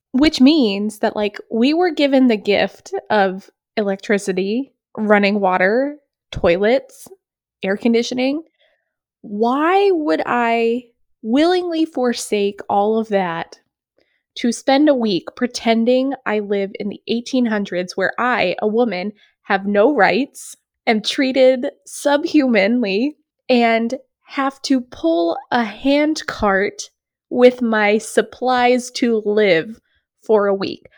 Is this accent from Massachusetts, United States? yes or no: no; New Hampshire, United States; We are from New Hampshire